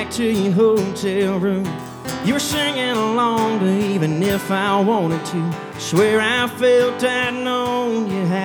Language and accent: English; Savannah, Georgia, United States; I, uh, I'm from Savannah, Georgia. And uh, it's a long ways from here.